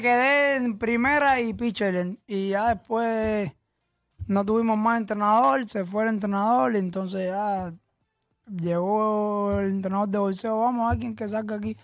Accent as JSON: {"language": "Spanish", "country": "Cuba", "moved": "yes", "said": "cómo vivía en Cuba"}